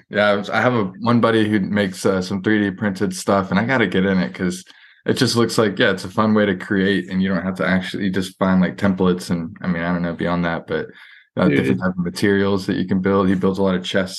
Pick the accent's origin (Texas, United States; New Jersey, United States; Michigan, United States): Texas, United States; Houston; also born or lived in Austin; I'm just from Houston. I went to UT Austin though.